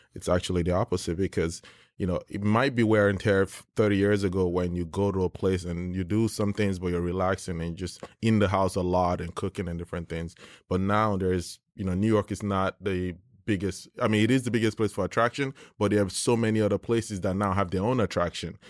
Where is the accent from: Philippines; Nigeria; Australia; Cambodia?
Nigeria; moved away; I grew up in Nigeria